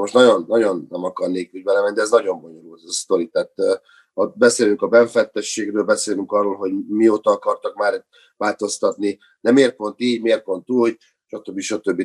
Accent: Hungary; now in Budapest, Hungary; mint vidéki kisfiú, nyírváltódi kisfiú

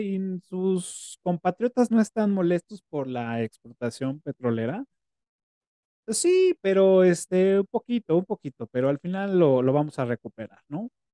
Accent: Mexico; esa idiosincrasia que tenemos como mexicanos

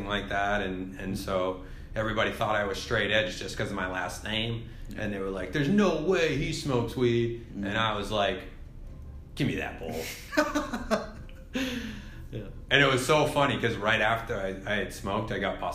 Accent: Mount Vernon, Maine, United States; also born or lived in India / Orono, Maine / Portland, Maine; I grew up here in Maine. So I was born in India, adopted when I was 3 years old, and I've lived in Maine ever since.

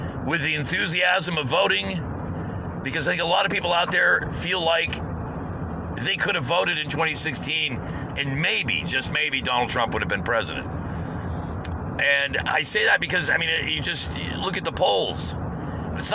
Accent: United States; as an American

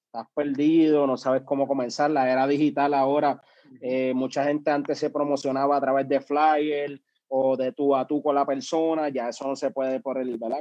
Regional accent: Comerío, Puerto Rico; soy del pueblo de Comerío, eh, actualmente del barrio Cejas de Comerío

